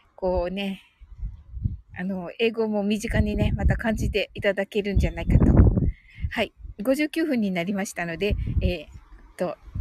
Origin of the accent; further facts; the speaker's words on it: Kumamoto, Japan; 私ね、あの、熊本生まれなのでね